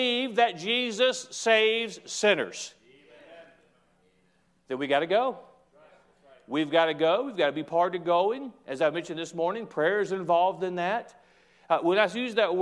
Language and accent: English; United States; I'm an American. I embrace